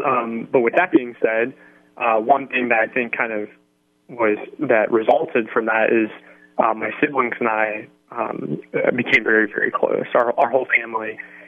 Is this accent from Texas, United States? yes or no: no; Hawaii, United States; also born or lived in North Carolina / Washington / New Mexico / Illinois; So I was born in North Carolina, and then I moved to Washington State, then to New Mexico, then to Illinois, then to Oklahoma, then to England, and then I moved to Hawaii, which is where I graduated from high school.